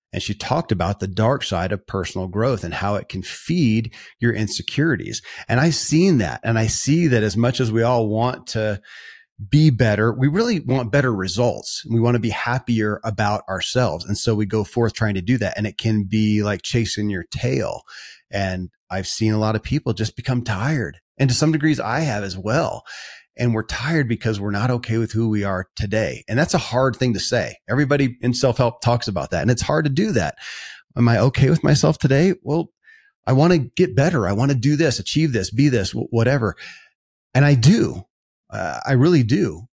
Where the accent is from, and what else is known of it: Kentucky, United States; born or raised there